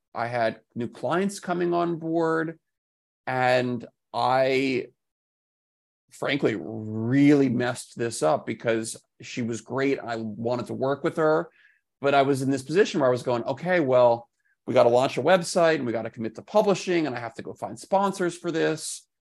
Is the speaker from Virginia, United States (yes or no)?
no; Washington, District of Columbia, United States; moved away as an adult; now in New York City, United States; I grew up in Washington, D C